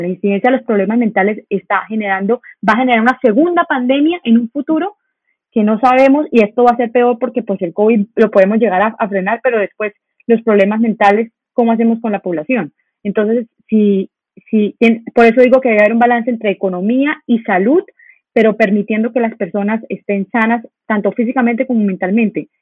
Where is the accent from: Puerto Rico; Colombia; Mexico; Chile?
Colombia; nosotros como colombianos